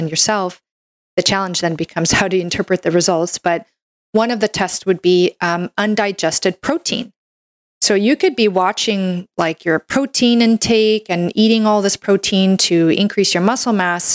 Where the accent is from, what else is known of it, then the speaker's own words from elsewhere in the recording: Canada; I'm a Canadian medical doctor